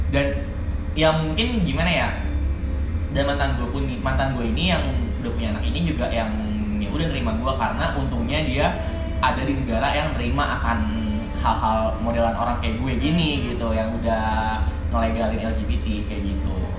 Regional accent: Jakarta, Indonesia; gue asli Jakarta mm. born and raised di Jakarta

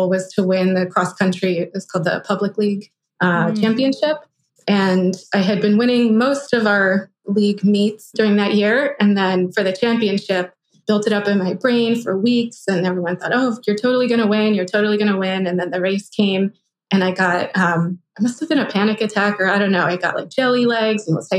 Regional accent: Philadelphia, Pennsylvania, United States; I went to a public high school where I grew up in Philadelphia

